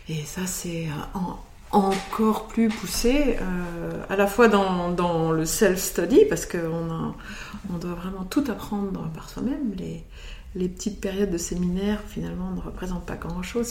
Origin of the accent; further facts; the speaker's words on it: Côte Chalonnaise, Burgundy, Bourgogne-Franche-Comté, France; moved away; also born or lived in United States; de ma région d'origine, en Côte-Chalonnaise en Bourgogne